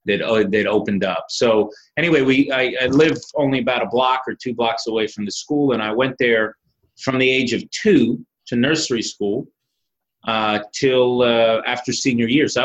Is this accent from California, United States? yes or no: no; Miami Beach, Florida, United States; moved away; I was born and raised in Miami Beach, Florida. I was born in 1971, went to a Jewish day school, the Hebrew Academy, affectionately called HAM, Hebrew Academy of Miami Beach.